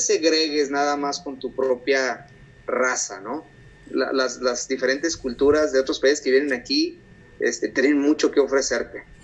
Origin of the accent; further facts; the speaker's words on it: Mexico; moved away as an adult; now in United States; mi cultura como mexicano